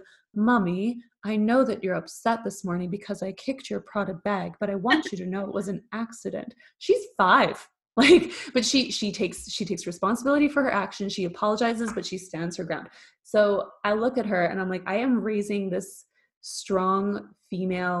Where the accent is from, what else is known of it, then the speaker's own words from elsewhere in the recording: Canada; moved away as an adult; now in Germany; I live in Germany. I'm Canadian. I live in Germany.